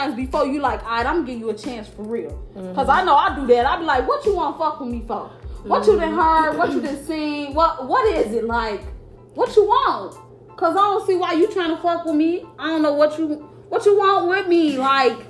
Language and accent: English; Chicago, Illinois, United States; I'm from Chicago